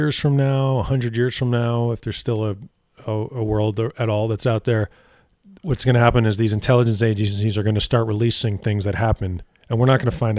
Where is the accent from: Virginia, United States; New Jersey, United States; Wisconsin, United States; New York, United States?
New Jersey, United States; my home state of New Jersey